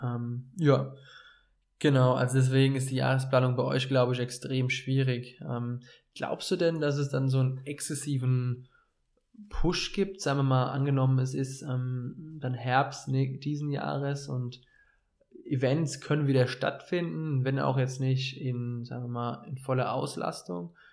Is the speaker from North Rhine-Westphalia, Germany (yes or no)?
no; Dreiländereck, Bavaria, Germany; accent: sounds like someone from Offenbach; moved away as an adult; also born or lived in Hesse; Und ich komme ja aus einer sehr speziellen Region, dem Dreiländereck. Also ich hatte es eine halbe, dreiviertel Stunde nach Baden-Württemberg und eine halbe, dreiviertel Stunde nach Hessen von meinem Heimatort aus